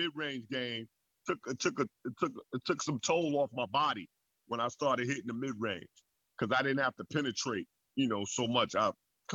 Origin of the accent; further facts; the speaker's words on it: New York City, New York, United States; growing up in New York